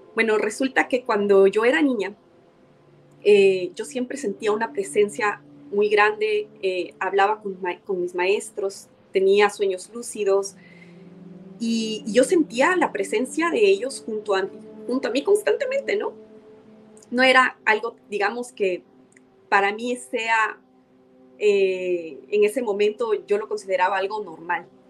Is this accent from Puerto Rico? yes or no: no; Ecuador; las personas en mi país